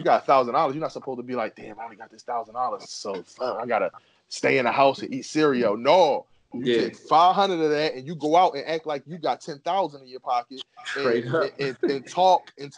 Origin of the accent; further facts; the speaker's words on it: Philadelphia, Pennsylvania, United States; I'm from Philly. Yeah. My cousin live up the street